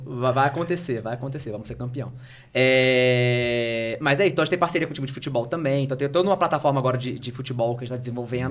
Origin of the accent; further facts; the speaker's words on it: Rio de Janeiro, Brazil; moved away as an adult; now in São Paulo, Brazil; sou carioca, mas eu moro em São Paulo há, há quase 15 anos